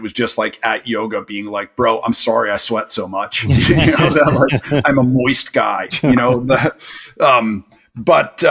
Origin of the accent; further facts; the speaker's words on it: New York, United States; moved away; as a New Yorker